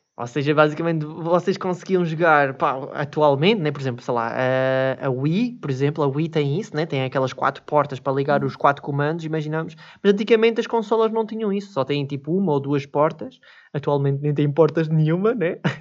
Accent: Switzerland; eu nasci na Suíça

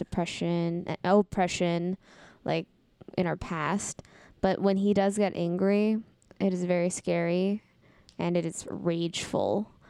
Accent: the Bay Area, California, United States; I am from the Bay.

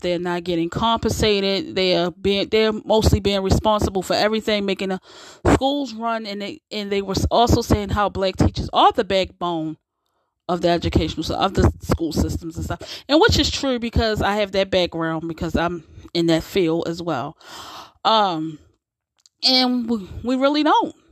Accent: United States; we we built this country, so we're just as American as those who aren't black are. We are we are definitely American.

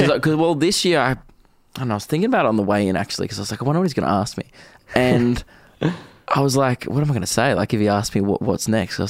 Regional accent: Diamond Creek, Victoria, Australia; everyone's like, where are you from? And I'm like, oh, Diamond Creek. And everyone's like, where's that?

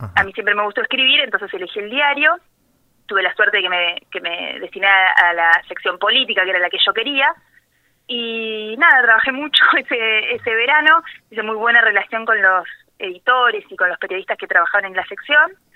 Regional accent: La Dulce, Buenos Aires, Argentina; also born or lived in Balcarce / La Plata; Yo nací en Balcarce, pero me crié y viví toda la vida, hasta los 17 años, en La Dulce.

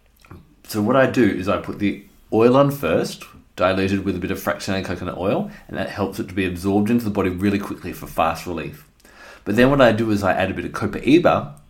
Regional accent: Australia; also born or lived in Western Australia; I'm an Australian

